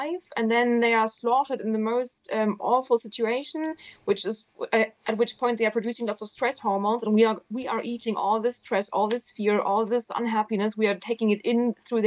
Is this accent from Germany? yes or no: yes; Southern Germany, Germany; moved away; I'm from Germany. I'm from the south of Germany originally, where you eat meat all the time.